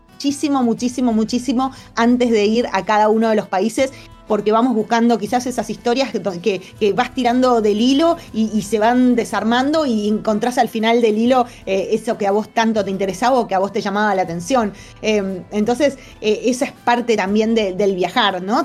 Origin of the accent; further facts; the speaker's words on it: Argentina; se nos abren las puertas del mundo a los argentinos